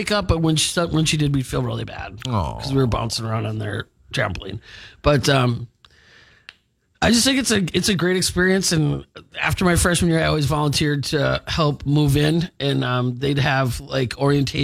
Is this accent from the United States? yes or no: yes; Milwaukee, Wisconsin, United States; moved away as an adult; also born or lived in Winona, Minnesota; I was from Milwaukee